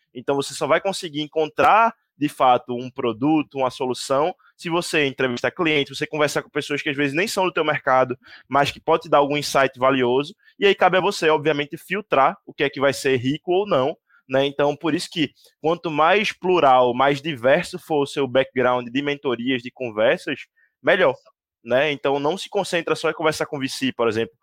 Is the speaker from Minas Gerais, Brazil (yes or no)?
no; Recife, Pernambuco, Brazil; sou de Recife, não sou daqui